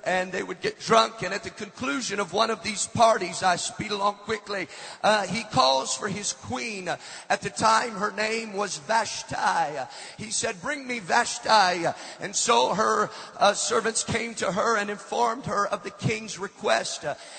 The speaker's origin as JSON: {"language": "English", "town": "Amsterdam", "region": "North Holland", "country": "Netherlands", "tie": "born or raised there", "said": "I was raised in Amsterdam, where I was raised, drugs are legal. You can buy them off of a menu."}